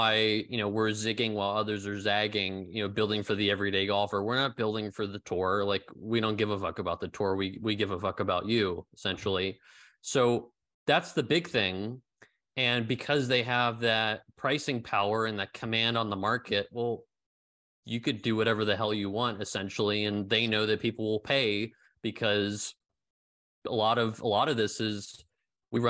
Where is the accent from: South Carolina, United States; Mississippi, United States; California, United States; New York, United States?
California, United States; San Francisco; moved away as an adult; now in Berlin, Germany; San Francisco where I grew up